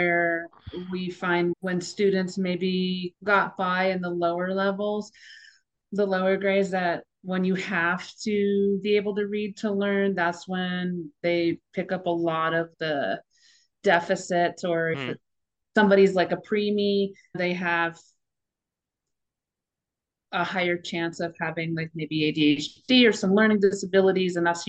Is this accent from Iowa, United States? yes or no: no; New York, United States; because I grew up on Long Island and went to Fire Island a lot with my brothers